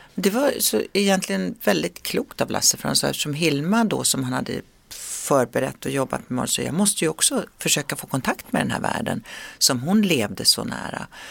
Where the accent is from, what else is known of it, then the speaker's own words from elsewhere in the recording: Sweden; moved away as an adult; svensken i mig frodas när jag, när jag är hemma i Sverige